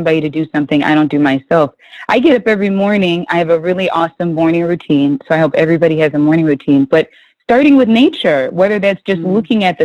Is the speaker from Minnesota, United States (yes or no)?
yes; Minnesota, United States; I grew up in Minnesota